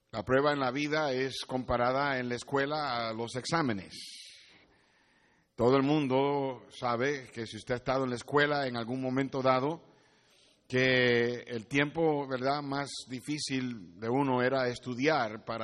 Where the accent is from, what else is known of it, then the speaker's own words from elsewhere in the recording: Puerto Rico; moved away as an adult; yo llegué de Puerto Rico al colegio en mi primer año sin saber inglés, en el 1900.